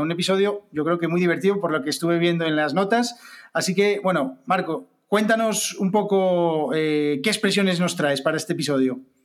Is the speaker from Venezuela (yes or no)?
no; Spain; aquí en España lo asimilaríamos a algo así como, como ser un rata también, que es, una palabra que utilizamos mucho